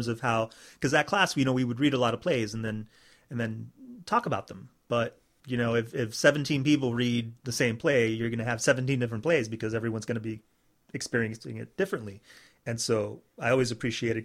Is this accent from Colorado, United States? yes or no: no; Miami, Florida, United States; I'm Cuban American, and I was born and raised here in Miami